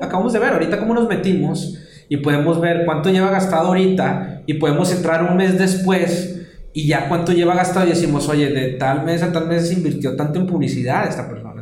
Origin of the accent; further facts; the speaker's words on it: Monterrey, Nuevo León, Mexico; aquí donde somos nosotros, de Monterrey, Nuevo León